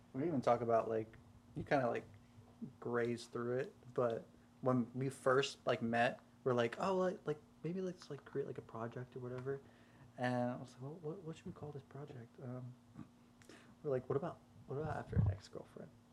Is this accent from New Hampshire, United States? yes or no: no; South Carolina, United States; I'm from South Carolina